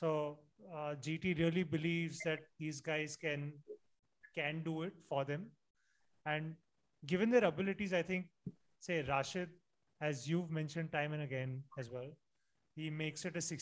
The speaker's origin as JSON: {"language": "English", "region": "Gujarat", "country": "India", "tie": "born or raised there"}